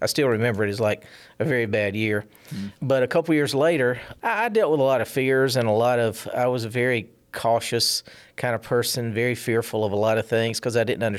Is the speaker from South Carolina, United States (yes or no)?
yes; South Carolina, United States; moved away; I grew up in South Carolina.